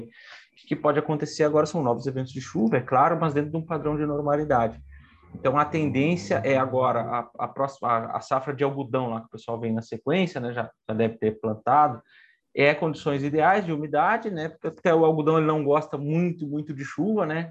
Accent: Rio Grande do Sul, Brazil; moved away; eu sou do Rio Grande do Sul

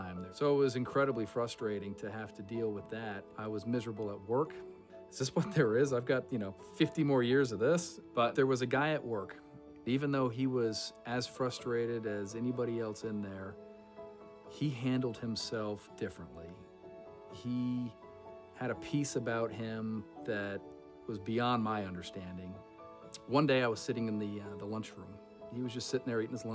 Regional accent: Virginia Beach, Virginia, United States; I grew up in the Virginia Beach area. Moved there when I was probably in fifth grade

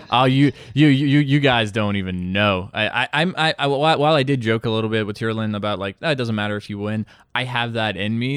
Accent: Bosnia & Herzegovina; moved away; I'm from Eastern Europe, Bosnia, to be, uh, exact.

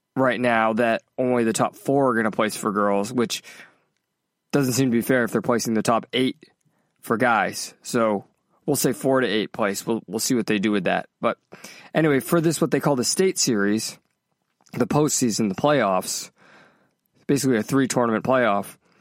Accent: New England, United States; moved away as an adult; also born or lived in Worcester, Massachusetts / South Carolina; now in Los Angeles, United States; I grew up in New England

